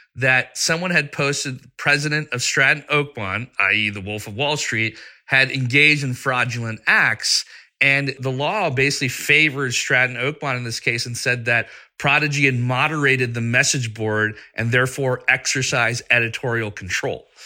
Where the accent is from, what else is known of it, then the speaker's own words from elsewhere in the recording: Pakistan; moved away; I was growing up in Pakistan, and we didn't have AOL, but we had our own internet service